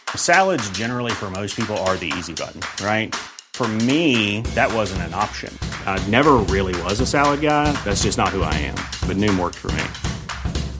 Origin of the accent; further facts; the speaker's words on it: Skåne, Sweden; moved away as an adult; jag kom ju från Skåne, så det var ju först när jag flyttade hit i tjugoårsåldern